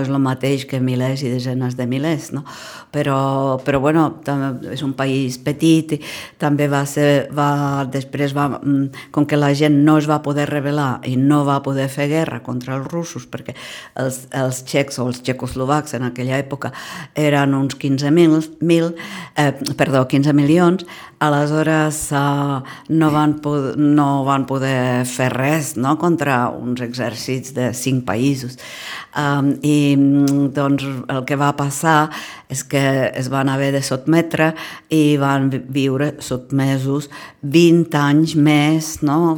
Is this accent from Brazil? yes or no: no; Prague, Czechia; Catalan is a second language; moved away; sóc d'aquella mateixa part d'Europa, diguem-ne, eh, sóc de Praga